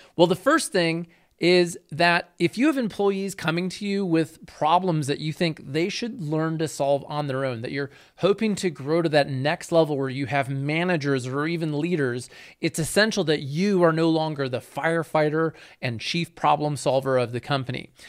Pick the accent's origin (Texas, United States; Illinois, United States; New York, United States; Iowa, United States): Illinois, United States; Chicago; I grew up in the Chicago area